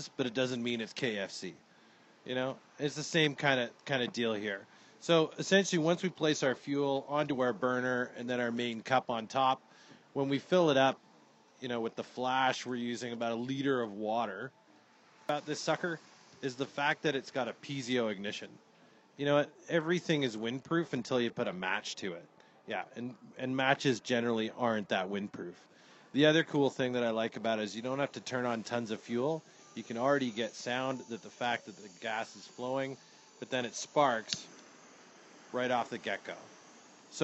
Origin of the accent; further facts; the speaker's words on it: Great Lakes of Ontario, Canada; I come from the Great Lakes of Ontario, Canada